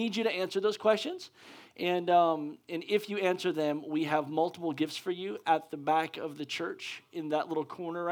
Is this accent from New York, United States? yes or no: no; Pennsylvania, United States; moved away; I'm from Pennsylvania, and that's where my mom's